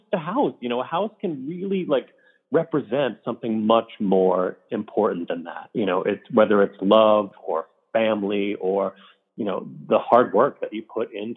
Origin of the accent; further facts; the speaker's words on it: Port Jefferson Station, New York, United States; moved away as an adult; also born or lived in Wantagh, New York; I grew up in a town called Port Jefferson Station, which is a lovely little town